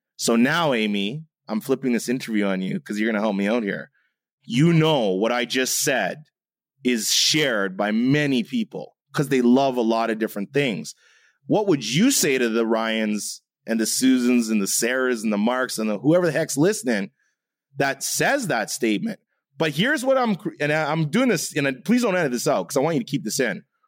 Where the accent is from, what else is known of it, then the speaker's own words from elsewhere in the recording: Canada; I'm half German, I'm half Jamaican, I'm Canadian